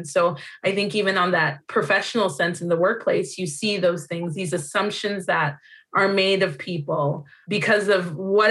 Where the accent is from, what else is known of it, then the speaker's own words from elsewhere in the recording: Zimbabwe; born there; moved away; also born or lived in North America; I'm originally from Zimbabwe, that's where I was born, but grew up in North America.